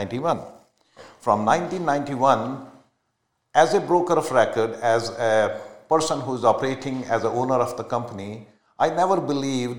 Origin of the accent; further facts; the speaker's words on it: India; moved away as an adult; now in Canada; I'm a proud Canadian, but I was born in India, so my roots are still there